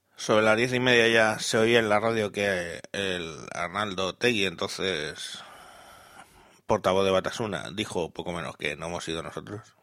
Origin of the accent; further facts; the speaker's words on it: Madrid, Community of Madrid, Spain; soy de Madrid